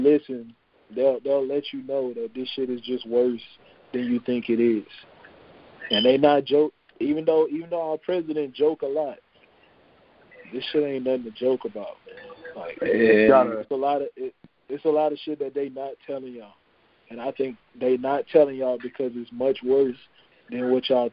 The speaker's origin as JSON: {"language": "English", "region": "Louisiana", "country": "United States", "tie": "born or raised there", "said": "this is my home state"}